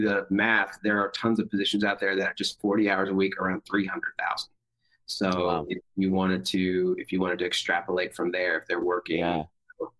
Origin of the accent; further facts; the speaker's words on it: the South, United States; moved away as an adult; now in California, United States; growing up in the South